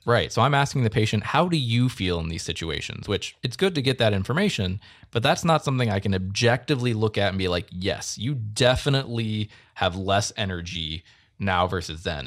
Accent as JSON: {"language": "English", "town": "Akron", "region": "Ohio", "country": "United States", "moved": "yes", "lives_now": "Michigan, United States", "said": "I'm from, like, the Akron area, so it's kind of, like, northeast"}